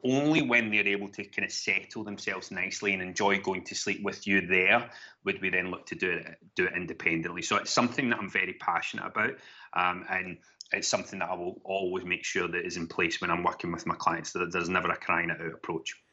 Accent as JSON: {"language": "English", "town": "Glasgow", "region": "Scotland", "country": "United Kingdom", "tie": "born or raised there", "also_born_or_lived": "Gweedore, Donegal, Ireland / London", "accent": "Glaswegian", "moved": "as an adult", "lives_now": "Kent, United Kingdom", "said": "I was brought up in Glasgow, hence the, the Glaswegian ta-, twang"}